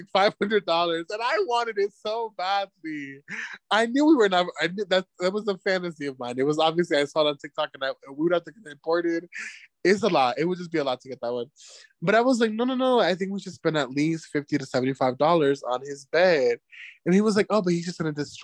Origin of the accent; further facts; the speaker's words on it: United States; moved away; I am the American